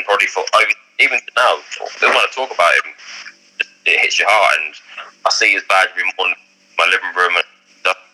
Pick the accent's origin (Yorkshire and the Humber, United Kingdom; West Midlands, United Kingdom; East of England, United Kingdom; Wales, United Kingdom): East of England, United Kingdom; Ipswich; my hometown Ipswich